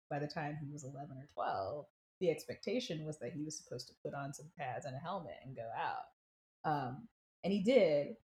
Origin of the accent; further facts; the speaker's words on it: South Carolina, United States; moved away; I grew up in South Carolina